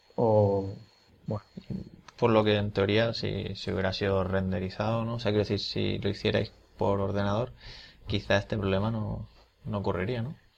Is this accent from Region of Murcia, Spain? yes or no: yes; Region of Murcia, Spain; como murcianos que sois y somos